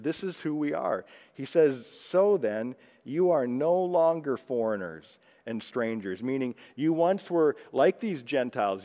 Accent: Texas, United States; I'm a Texan

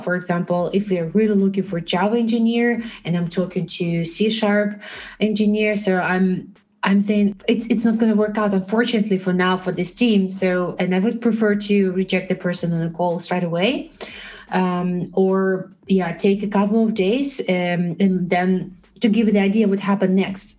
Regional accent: Belarus; moved away as an adult; now in Netherlands; I'm originally from Belarus, and uh, for the last seven years, I live in the Netherlands

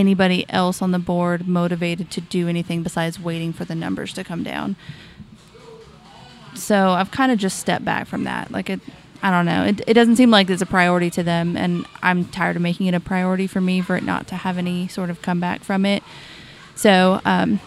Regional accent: Washington, United States; moved away; We are from Washington State

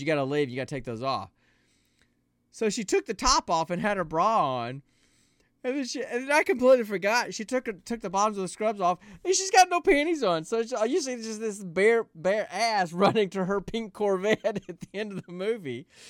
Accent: the South, United States; I'm from the South

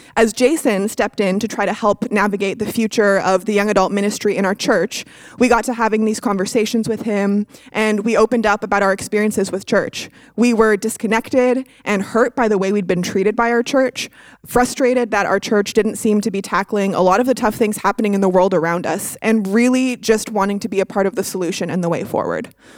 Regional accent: Toronto, Ontario, Canada; moved away as an adult; now in Dayton, United States; I was born and raised in Toronto, Canada

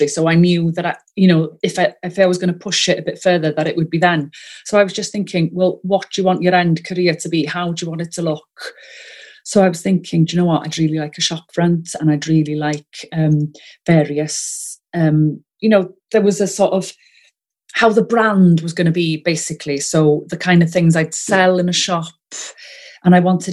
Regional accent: Wales, United Kingdom; accent: Welsh; first language Welsh; English is a second language; I'm first language Welsh, you may be able to tell from my accent

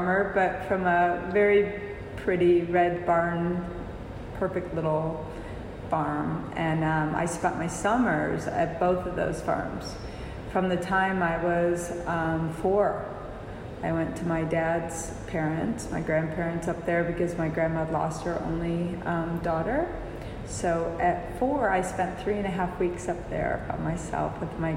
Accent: Dexter, Michigan, United States; moved away as an adult; also born or lived in Ann Arbor, Michigan; I was born in Ann Arbor, Michigan, and I was raised outside of Ann Arbor in a small town like the size of St. Helena called Dexter, Michigan

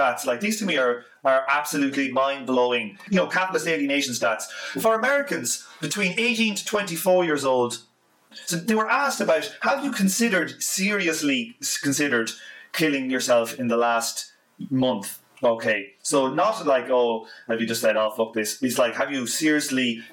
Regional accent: Ireland; I'm just Irish

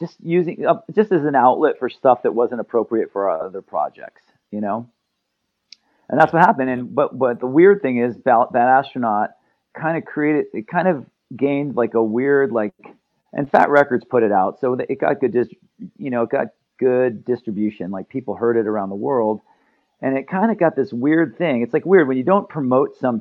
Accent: Santa Barbara, California, United States; We're all from Santa Barbara, and it's a really small town, so everyone knows each other from growing up

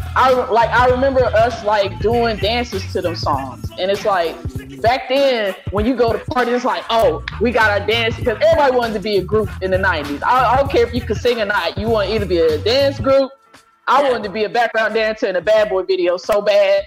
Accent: Oklahoma, United States; I'm from Oklahoma

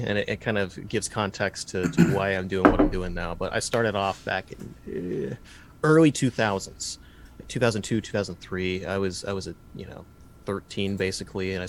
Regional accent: Dayton, Ohio, United States; I'm from the Rust Belt, from Dayton, Ohio. It's where I am here now

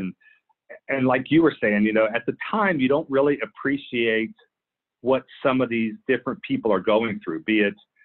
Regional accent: Clear Lake City, Texas, United States; moved away as an adult; also born or lived in Philippines; I grew up in Clear Lake City, Texas

